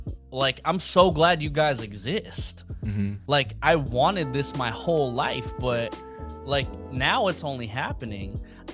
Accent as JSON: {"language": "English", "country": "Philippines", "said": "now I've really championed being Filipino because like I've come to realize like how important that is for other people."}